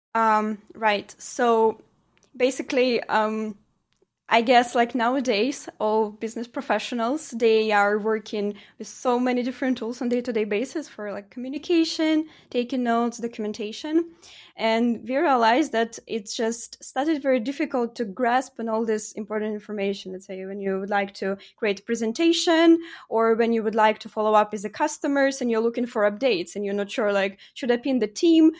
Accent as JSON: {"language": "English", "country": "Ukraine", "tie": "born or raised there", "also_born_or_lived": "Poland", "moved": "as an adult", "lives_now": "Norway", "said": "originally I'm from Ukraine, uh, and, uh, basically I studied my study there. I've been brought up there."}